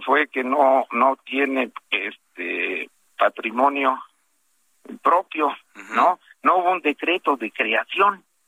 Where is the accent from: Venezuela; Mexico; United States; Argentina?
Mexico; Tula de Allende, Hidalgo; yo soy de Tula